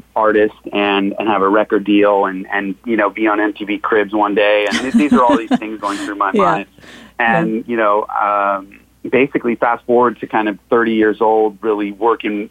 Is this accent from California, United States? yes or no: yes; Los Angeles, California, United States; now in San Diego, United States; I grew up in Hollywood and Los Angeles